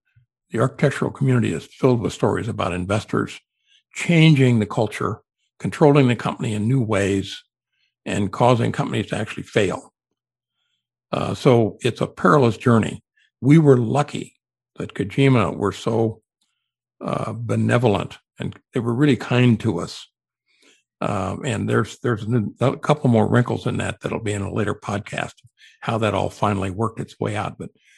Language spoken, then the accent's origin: English; Los Angeles, California, United States; I'm from Los Angeles, and if there's an airport in town, I want to do it.